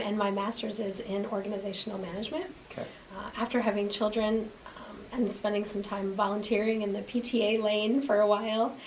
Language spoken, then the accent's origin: English; Chaska, Minnesota, United States; moved away; Originally born in a suburb of Minneapolis